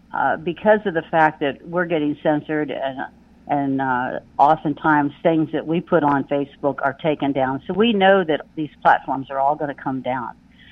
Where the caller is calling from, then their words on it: Pennsylvania, United States; from PA.